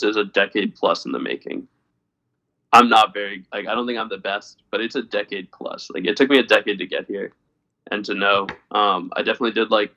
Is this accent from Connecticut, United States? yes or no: yes; Connecticut, United States; I'm originally from Connecticut